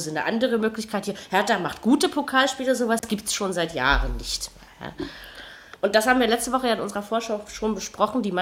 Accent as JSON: {"language": "German", "region": "Berlin", "country": "Germany", "said": "Ja, weil man das als Berliner nicht macht."}